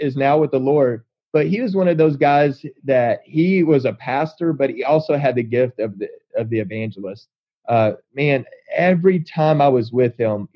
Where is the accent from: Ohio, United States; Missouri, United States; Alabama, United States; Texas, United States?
Texas, United States; I grew up in Texas in a little town south of Waco